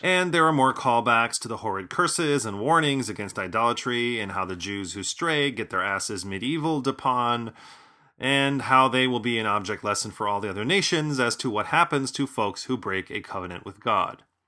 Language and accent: English; Chicago, Illinois, United States; my hometown of Chicago